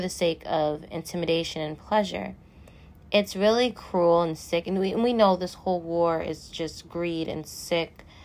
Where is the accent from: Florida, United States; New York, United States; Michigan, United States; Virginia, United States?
New York, United States; New York City; my hometown of Staten Island